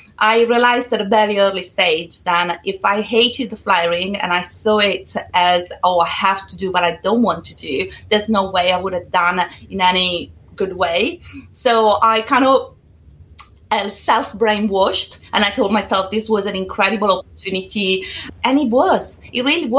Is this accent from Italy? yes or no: yes; Italy; English is a second language; moved away as an adult; now in United Kingdom; I'm originally from Italy